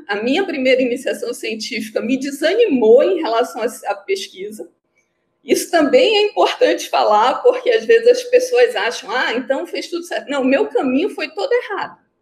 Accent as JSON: {"language": "Portuguese", "town": "Belém", "region": "Pará", "country": "Brazil", "tie": "born or raised there", "moved": "as an adult", "lives_now": "Manaus, Brazil", "said": "Eu sou paraense, né? Nasci em Belém, fiz o FPA, Federal do Pará, é, assisti meu curso todo lá, fiz tudo lá"}